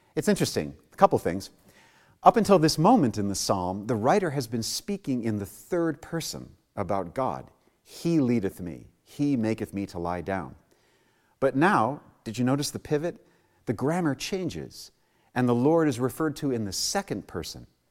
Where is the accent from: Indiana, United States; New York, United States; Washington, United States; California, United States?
New York, United States; New York City; I was born and raised in New York City